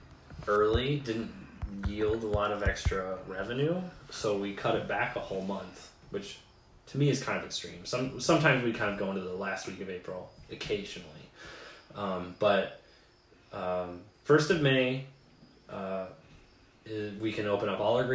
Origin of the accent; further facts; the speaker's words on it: Alpena, Michigan, United States; when I moved back from Central